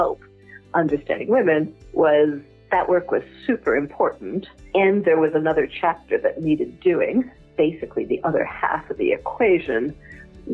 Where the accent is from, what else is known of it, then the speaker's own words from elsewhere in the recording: Toronto, Ontario, Canada; moved away as an adult; also born or lived in Quebec City, Canada / Paris, France; now in London, United Kingdom; I started out being born in Canada, in Quebec City, of a French mother and a Swiss father, both immigrants from Europe. I grew up in Toronto and did all my schooling and university there